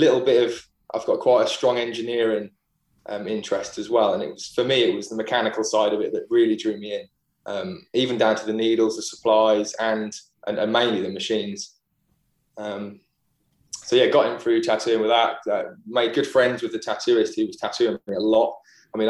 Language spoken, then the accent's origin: English; Great Yarmouth, East of England, United Kingdom; also born or lived in Norwich; So I live in Norwich now. I grew up in Great Yarmouth.